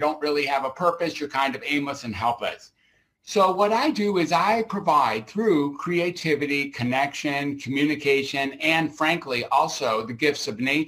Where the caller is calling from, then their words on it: Grass Valley, California, United States; I'm beaming out from Grass Valley, California, which is somewhere between Sacramento and Reno up in Northern California.